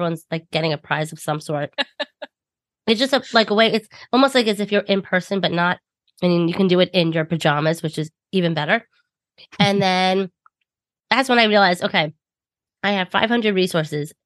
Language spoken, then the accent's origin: English; Long Island, New York, United States; accent: thick Long Island; I'm from New York, if you cannot tell by my thick Long Island accent